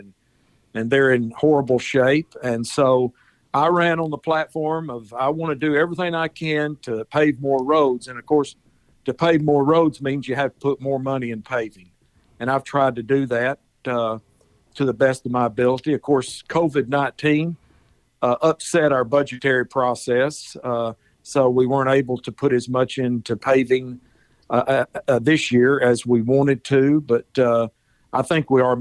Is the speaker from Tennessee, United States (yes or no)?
yes; Chattanooga, Tennessee, United States; also born or lived in Nashville; now in Hendersonville, United States; We moved to Chattanooga when I was 9 years old. And I was raised in Chattanooga